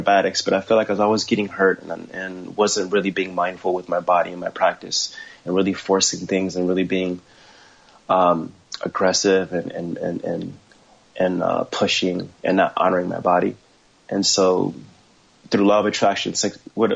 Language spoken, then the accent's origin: English; Los Angeles, California, United States; also born or lived in Ohio / San Gabriel Valley / Orange County; I was born in Ohio, raised in Los Angeles, but I was raised in Hollywood